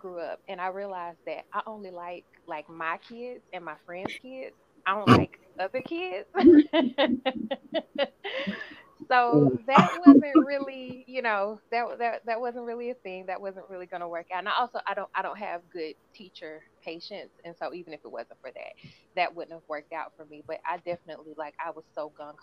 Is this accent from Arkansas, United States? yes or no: yes; Arkansas, United States; also born or lived in Chicago, Illinois; I've lived in Arkansas most of my life